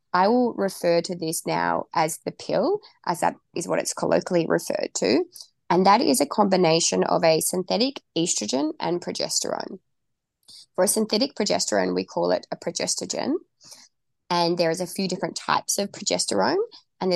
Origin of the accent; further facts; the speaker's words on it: Tasmania, Australia; moved away; I am from Tasmania. I used to live there